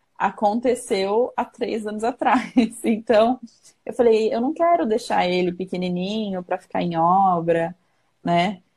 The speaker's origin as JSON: {"language": "Portuguese", "region": "São Paulo", "country": "Brazil", "tie": "born or raised there", "moved": "as an adult", "lives_now": "Santana de Parnaíba, Brazil", "said": "Eu sou do extremo leste de São Paulo. Eu sou do Itaim Paulista"}